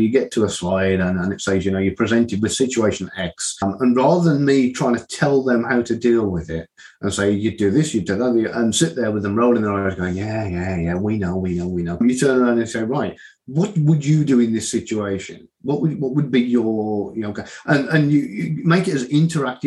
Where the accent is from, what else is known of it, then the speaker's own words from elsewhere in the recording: Midlands, United Kingdom; moved away; my hometown in the Midlands